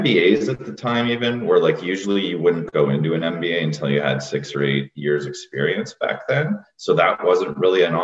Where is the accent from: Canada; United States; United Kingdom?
Canada; Sault Ste. Marie, Ontario; I grew up in Sault Ste. Marie, Ontario